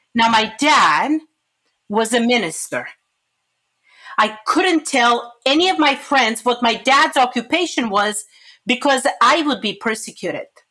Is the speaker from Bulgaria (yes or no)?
yes; Bulgaria; moved away; I'm originally from Europe, Bulgaria, like you said. I grew up during communism